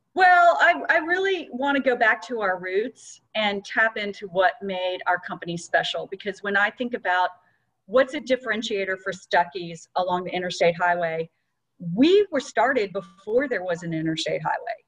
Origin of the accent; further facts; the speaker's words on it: Atlanta, Georgia, United States; which is in my hometown